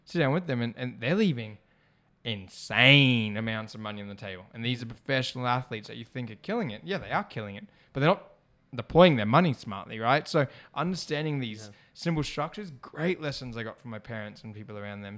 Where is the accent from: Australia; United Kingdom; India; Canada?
Australia; I'm Australian born here